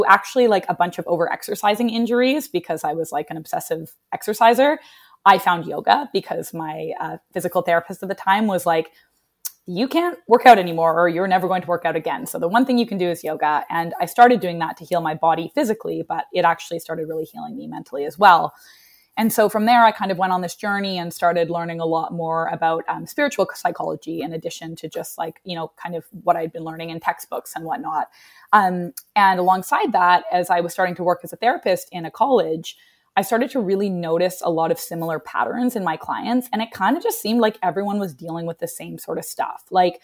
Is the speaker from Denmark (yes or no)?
no; Canada; moved away as an adult; also born or lived in Vancouver, British Columbia / Nashville; now in New York, United States; as a Canadian